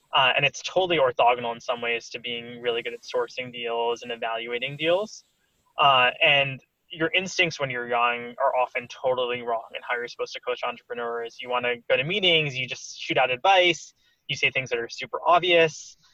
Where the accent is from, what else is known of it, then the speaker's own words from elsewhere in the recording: Stamford, Connecticut, United States; moved away as an adult; also born or lived in Cambridge, Massachusetts / Mountain View, California; now in New York City, United States; I grew up in Stamford, Connecticut. Um, uh, so pretty close to New York City, where I'm based now